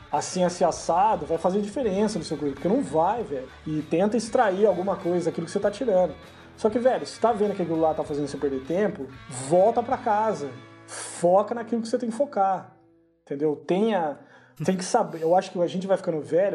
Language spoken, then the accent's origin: Portuguese; Brazil; moved away; no Brasil, cara, que é onde eu, de onde eu venho